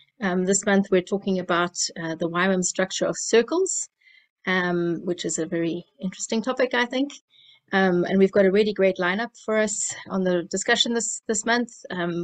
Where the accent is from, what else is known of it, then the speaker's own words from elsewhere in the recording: South Africa; accent: South African; now in Bosnia and Herzegovina; I'm from South Africa. That's the accent. And I am working and living in Bosnia and Herzegovina.